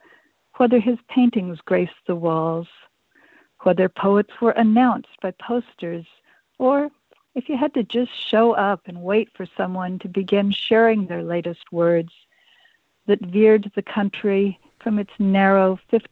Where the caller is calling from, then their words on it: Orcas Island, Washington, United States; I'm calling from Orcas Island, the San Juan Islands of Washington State.